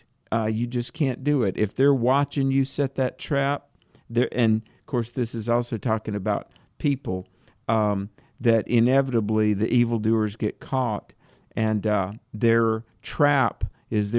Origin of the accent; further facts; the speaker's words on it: North Carolina, United States; I was a little farm boy growing up in North Carolina